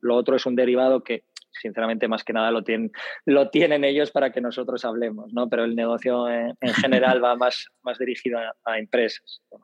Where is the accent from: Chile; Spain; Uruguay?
Spain; Bilbao, Basque Country; now in Madrid, Spain; Yo soy de Bilbao, vivo en Madrid